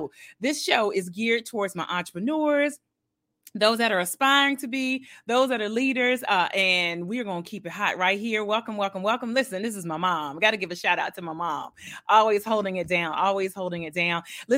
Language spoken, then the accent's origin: English; Milledgeville, Georgia, United States; born there; I was born in Milledgeville, Georgia, so I'm technically a Georgia peach.